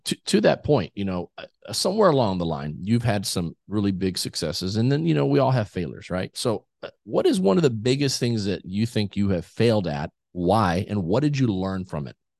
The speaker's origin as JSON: {"language": "English", "region": "South Texas", "country": "United States", "tie": "born or raised there", "said": "I grew up in South Texas"}